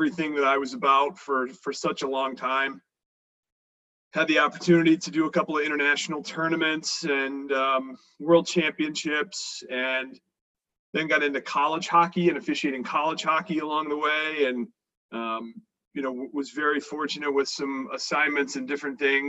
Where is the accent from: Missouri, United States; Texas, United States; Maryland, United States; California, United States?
Maryland, United States; Frederick; I'm from Frederick, Maryland, about 40 minutes north of D.C.